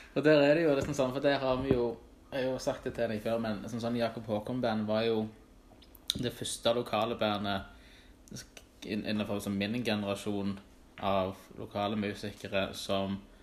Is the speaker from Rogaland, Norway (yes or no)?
yes; Stavanger, Rogaland, Norway; jeg vokste jo opp på Tasta, men da på feil side av fjellet